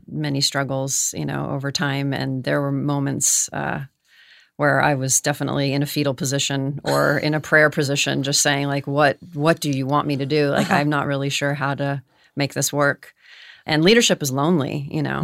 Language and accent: English; Los Angeles, California, United States; born and raised in Los Angeles. I'm actually a third generation born in Los Angeles.